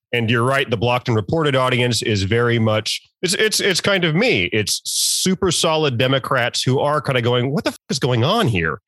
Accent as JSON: {"language": "English", "town": "Norfolk", "region": "Virginia", "country": "United States", "moved": "yes", "said": "I'm from Virginia, I'm from the Norfolk area"}